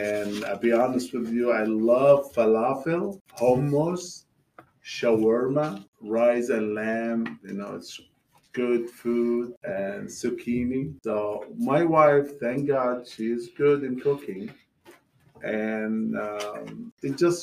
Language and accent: English; Palestine; now in Georgia, United States; My family from Palestine. We came from the Holy Land, near city of Jerusalem.